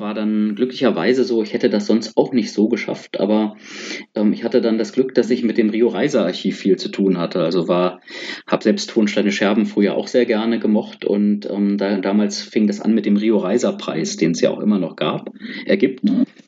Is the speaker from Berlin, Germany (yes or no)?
yes; Berlin, Germany; moved away as an adult; also born or lived in India; als Berliner